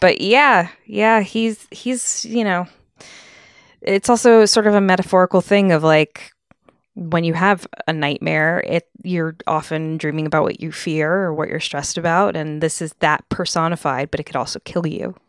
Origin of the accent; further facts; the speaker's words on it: Connecticut, United States; growing up in Connecticut